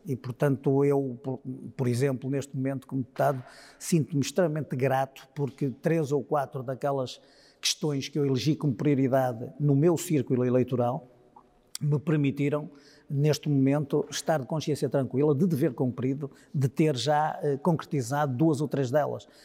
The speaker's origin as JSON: {"language": "Portuguese", "town": "Vila Nova de Gaia", "region": "Norte", "country": "Portugal", "tie": "born or raised there", "said": "eu uh, vivo na casa onde nasci, que tem praticamente 300 anos"}